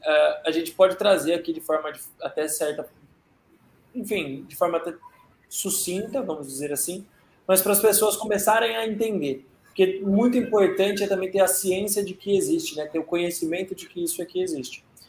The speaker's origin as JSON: {"language": "Portuguese", "country": "Brazil", "said": "a gente é brasileiro"}